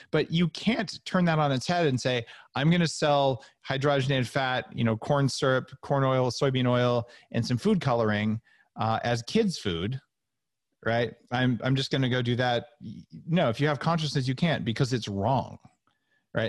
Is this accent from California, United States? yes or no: yes; Silicon Valley, California, United States; I grew up in Silicon Valley